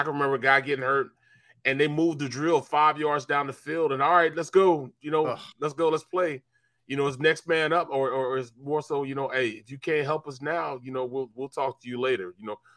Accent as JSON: {"language": "English", "town": "St. Louis", "region": "Missouri", "country": "United States", "tie": "born or raised there", "moved": "yes", "lives_now": "Philadelphia, United States", "said": "I grew up in St. Louis"}